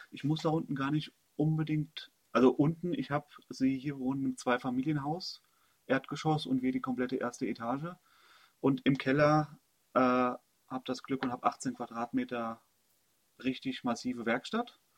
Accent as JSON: {"language": "German", "region": "Hesse", "country": "Germany", "moved": "as an adult", "said": "Ich komme ursprünglich aus Hessen, habe da fast 25 Jahre, also ich glaube bis 2009, 26 Jahre gelebt, bin dann in den Ruhrpott gezogen, habe mich in den Ruhrpott verliebt, also Heimat im Herzen ist definitiv Oberhausen."}